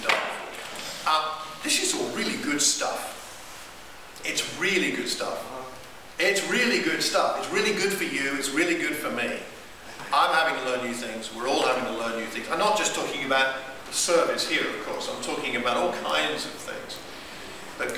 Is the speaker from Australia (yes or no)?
no; United Kingdom; I'm British.